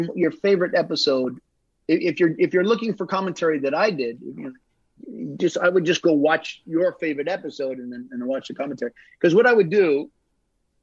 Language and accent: English; United States; moved away; I'm originally from the United States